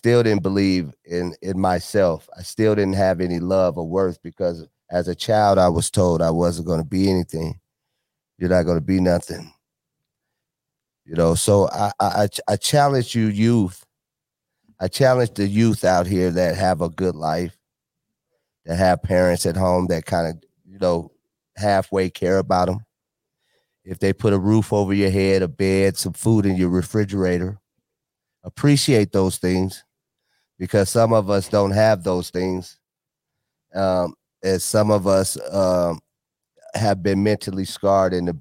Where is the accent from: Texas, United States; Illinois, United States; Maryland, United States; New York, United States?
Illinois, United States; Chicago; I was born in Chicago